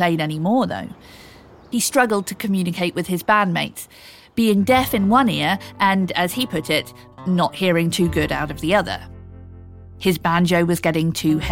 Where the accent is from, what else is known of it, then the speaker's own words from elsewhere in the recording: United Kingdom; accent: English; I'm British